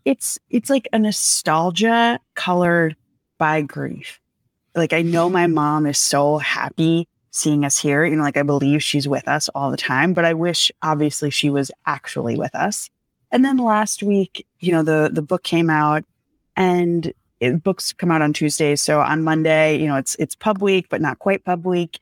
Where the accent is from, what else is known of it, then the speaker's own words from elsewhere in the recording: outside of New York City, United States; moved away; I grew up outside of New York City